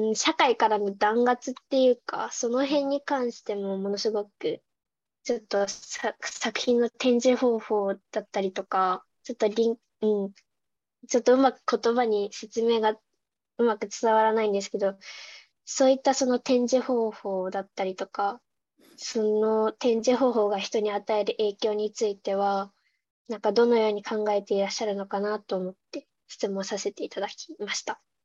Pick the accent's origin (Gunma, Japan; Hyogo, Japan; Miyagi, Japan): Gunma, Japan; 私あの地元が群馬県なんですけど群馬の北の方で